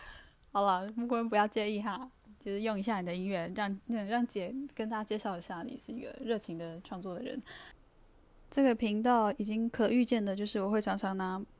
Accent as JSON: {"language": "Chinese", "country": "Taiwan", "said": "因为我自己是布农族跟泰雅族生的小孩，我的父亲是布农族人，母亲是泰雅族人。是的，我是在台湾这个身份别叫做原住民。那我自己本身也是，呃，在学布农语，"}